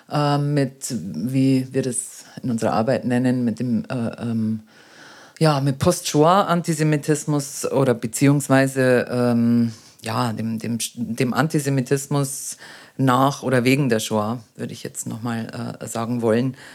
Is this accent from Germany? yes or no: yes; Germany; dass man nämlich äh, sich selber, so gerade wir als Deutsche, so, so ein schweres Schicksal ähm, äh, äh, vor sich herträgt